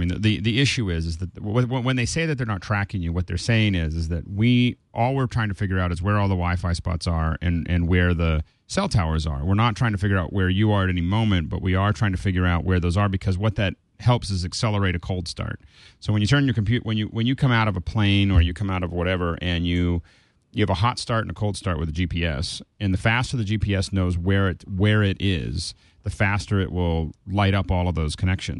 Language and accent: English; Montana, United States; I was really surprised that my hometown in Montana is completely mapped out in Google. Like, you know, and there's like one stoplight.